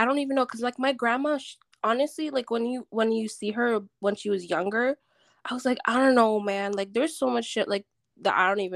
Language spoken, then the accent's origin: English; Jamaica; I'm Jamaican, but like doesn't mean my ancestry is Jamaican